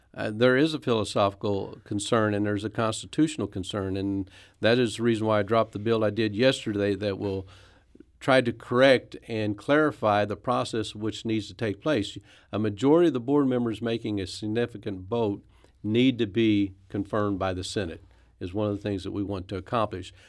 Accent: Poplar Bluff, Missouri, United States; also born or lived in Branson, Missouri; now in Farmington, United States; I'm from Farmington, Missouri, originally Popper Bluff, Missouri, so I'm not too far from my parents who still live there

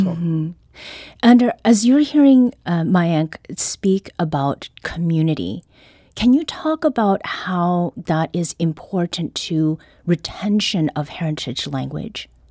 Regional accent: Canada; first language Korean; English is a second language; now in St. Louis, United States; I was born in Canada, I spoke only Korean when I entered

